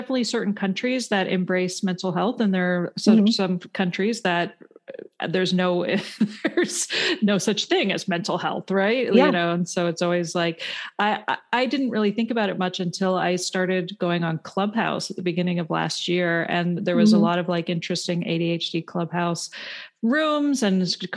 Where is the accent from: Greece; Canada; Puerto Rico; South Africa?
Canada; moved away as an adult; now in United States; I grew up in Canada and moved to the States when I was 27